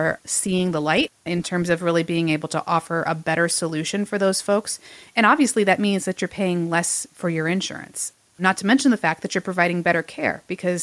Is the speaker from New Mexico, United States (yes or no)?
no; Fort Wayne, Indiana, United States; my hometown of Fort Wayne, Indiana